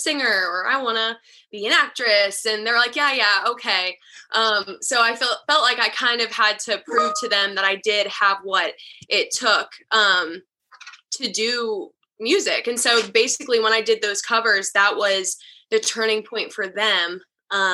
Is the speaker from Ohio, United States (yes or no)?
no; Charlotte, North Carolina, United States; moved away as an adult; now in Nashville, United States; I'm originally from Charlotte, North Carolina